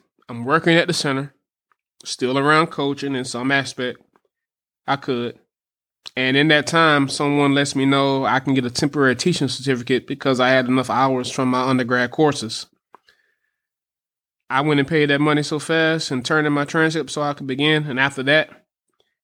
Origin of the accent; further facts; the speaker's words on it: Alabama, United States; moved away as an adult; now in Tallahassee, United States; I'm from Alabama.